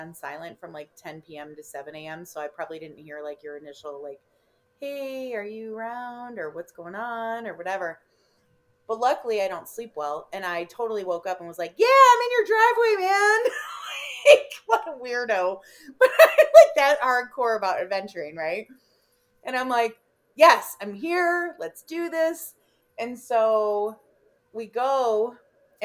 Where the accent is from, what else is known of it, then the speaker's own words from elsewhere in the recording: Illinois, United States; accent: Chicago; moved away; if you guys haven't picked up on my Chicago accent yet, but so I grew up in Illinois